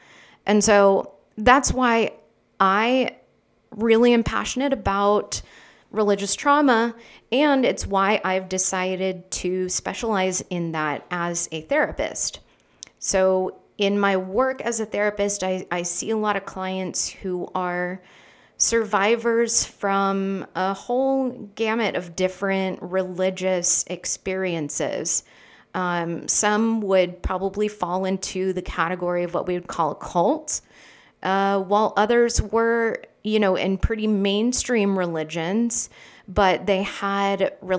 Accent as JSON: {"language": "English", "country": "Philippines", "tie": "born or raised there", "moved": "as an adult", "said": "I grew up in the Philippines with missionary parents, so spent my whole life there until I was 18"}